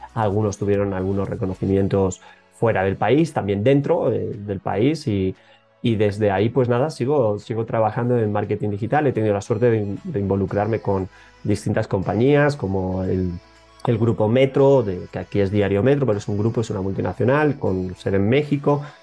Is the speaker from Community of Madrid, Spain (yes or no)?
yes; Madrid, Community of Madrid, Spain; moved away as an adult; now in Ecuador; vengo desde España, yo nací en Madrid, pero ya muy jovencito me picaba descubrir aires nuevos